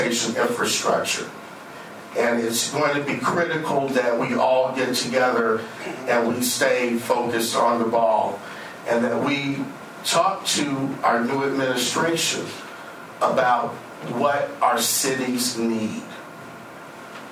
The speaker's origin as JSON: {"language": "English", "town": "Cleveland", "region": "Ohio", "country": "United States", "moved": "yes", "lives_now": "Oregon, United States", "said": "I'm originally from Ohio. That's why she's giving me a hard time. I'm a Clevelander originally."}